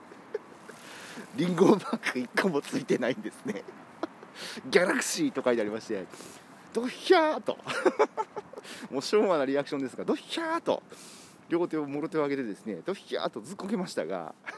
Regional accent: Kumamoto, Japan; now in Osaka, Japan; 僕んちの実家はですね、えー、熊本の片田舎

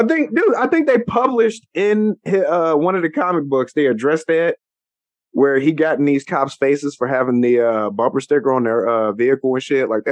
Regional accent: Illinois, United States; also born or lived in Chicago, Illinois; now in Ohio, United States; Where I grew up in Illinois

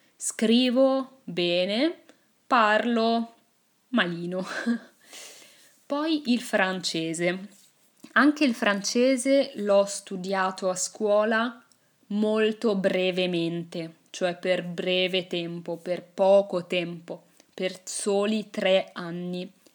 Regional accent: Italy; first language Italian; L'inglese l'ho imparato a scuola. Infatti, nelle scuole italiane

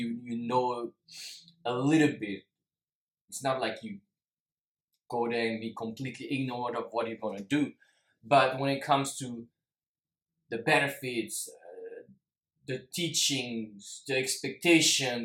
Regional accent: France; also born or lived in Singapore; I'm half Singaporean, but I'm also half French, and I lived most of my life in France

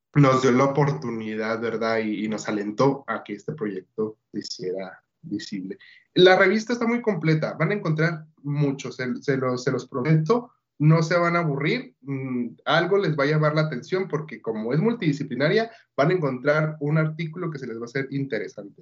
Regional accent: Bachíniva, Chihuahua, Mexico; also born or lived in Ciudad Juárez; Yo soy de una comunidad rural, soy del municipio de Bachíniva, de la comunidad El Porvenir

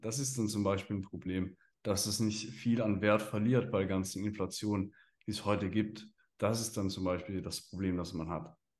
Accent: Switzerland; als Schweizer in der Schweiz

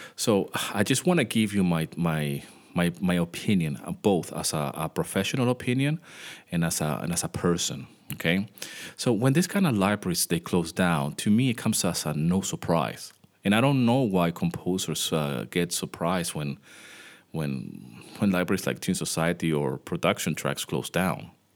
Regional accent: Venezuela; moved away; I grew up in Venezuela

